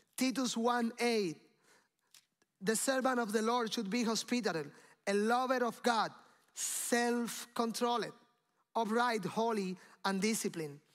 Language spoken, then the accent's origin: English; Cuba; moved away; I came from Cuba